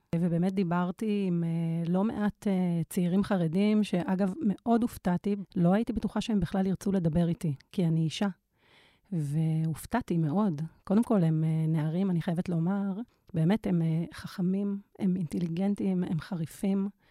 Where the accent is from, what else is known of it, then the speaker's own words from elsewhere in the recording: Tel Aviv, Tel Aviv District, Israel; אני גם מתל אביב